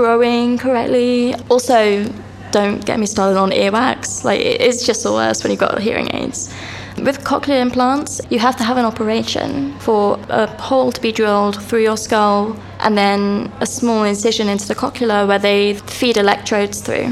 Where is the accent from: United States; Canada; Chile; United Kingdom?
United Kingdom; Reading, South East England; I grew up in Reading